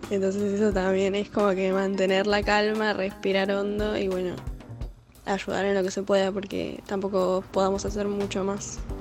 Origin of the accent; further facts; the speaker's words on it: Buenos Aires, Argentina; soy de Monte Castro, ahí pegadito a Villarreal.